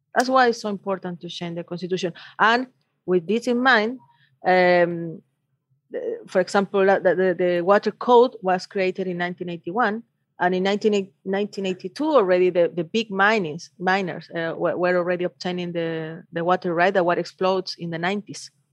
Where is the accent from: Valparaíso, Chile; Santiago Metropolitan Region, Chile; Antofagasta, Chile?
Antofagasta, Chile; I'm come from Antofagasta